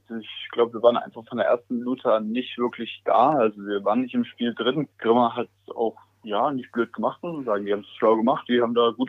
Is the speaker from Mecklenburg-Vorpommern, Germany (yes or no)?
no; Leipzig, Saxony, Germany; Also ich als, als Leipziger, äh, Sohn von einem Vater, der auch sehr Fußball folgt, da kennt man René Müller natürlich.